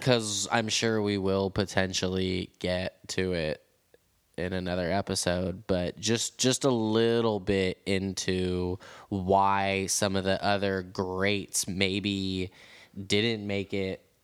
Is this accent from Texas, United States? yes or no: no; San Francisco, California, United States; I'm from San Francisco. I'm a San Francisco skateboarder